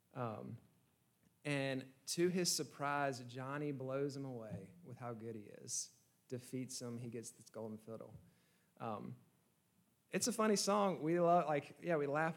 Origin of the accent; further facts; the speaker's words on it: Georgia, United States; I'm from Georgia